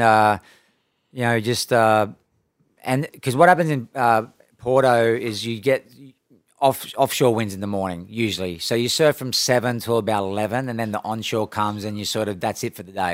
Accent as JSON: {"language": "English", "town": "Coffs Harbour", "region": "New South Wales", "country": "Australia", "tie": "born or raised there", "moved": "yes", "said": "when I grew up in Australia"}